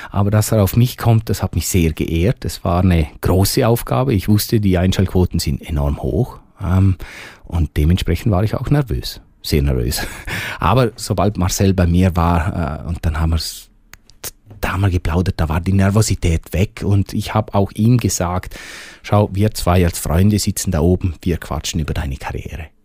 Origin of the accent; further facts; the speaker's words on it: Bavaria, Germany; Hochdeutsch ist für mich ein bisschen eine Fremdsprache. Also ich habe das gelernt, wenn ich meinen Dialekt, den ich normalerweise spreche, wenn ich den ausdeutsche, das ist grammatikalisch so falsch.